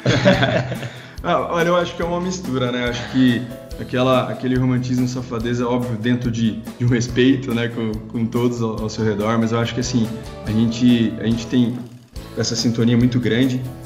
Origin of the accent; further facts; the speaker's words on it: Piracicaba, São Paulo, Brazil; nós retornamos para Piracicaba, que é a nossa terra, Natal, né? Somos de Piracicaba, São Paulo.